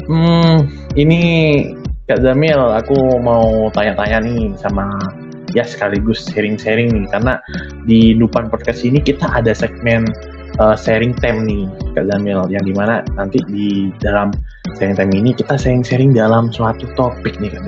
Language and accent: Indonesian; Sumenep, East Java, Indonesia; aku berasal dari Sumenep, Madura, Jawa Timur pastinya dong.